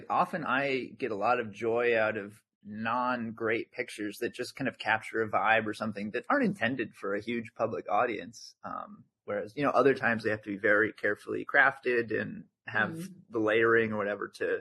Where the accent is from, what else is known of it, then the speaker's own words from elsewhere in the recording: New Jersey, United States; moved away as an adult; now in Aarhus, Denmark; I grew up in New Jersey